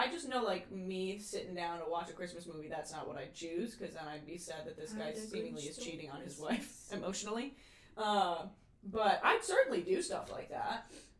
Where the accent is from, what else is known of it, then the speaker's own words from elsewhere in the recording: Connecticut, United States; Well, I'm from Connecticut, where a lot of these like take place, so I'm like, wow, it reminds me of home.